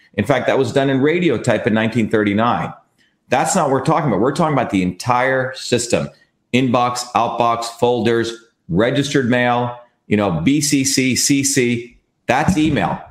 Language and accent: English; Mumbai, Maharashtra, India; now in United States; I grew up in India